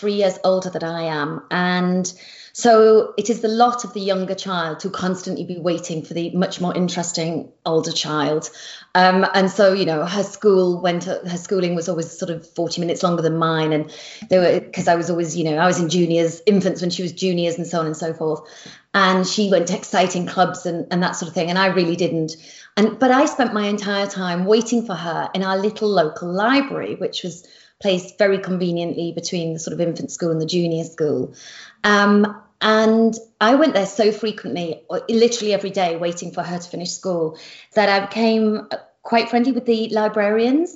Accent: Yorkshire and the Humber, United Kingdom; I come from Yorkshire in the northeast of England, and I describe my family as very ordinary

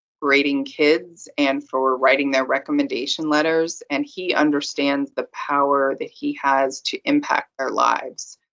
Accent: California, United States; I'm from California

